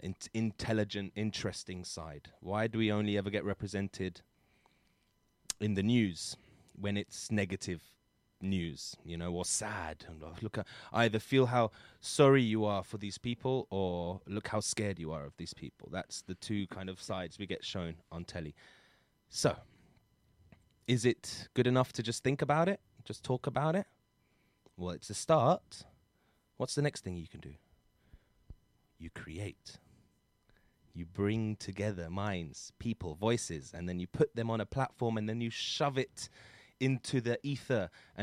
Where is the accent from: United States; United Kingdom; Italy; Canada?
United Kingdom; London; I love growing up in London is a blessing, and I'm very lucky to have been born here.